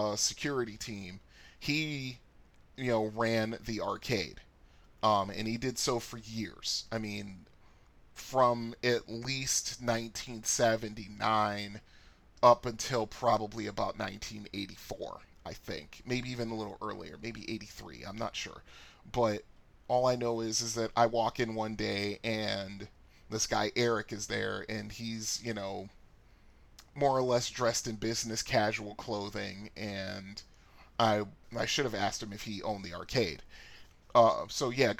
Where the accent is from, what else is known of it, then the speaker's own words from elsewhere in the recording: Bridgeport, Connecticut, United States; my house growing up in Bridgeport, Connecticut